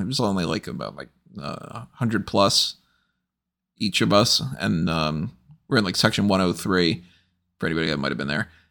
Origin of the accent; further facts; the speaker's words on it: United States; I'm American